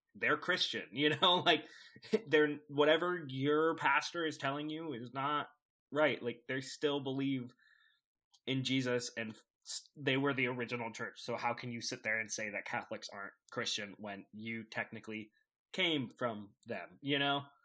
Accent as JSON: {"language": "English", "area": "the Bible Belt", "region": "the South", "country": "United States", "tie": "born or raised there", "said": "growing up in the Bible, Bi-, Bible Belt, in the Bible Belt"}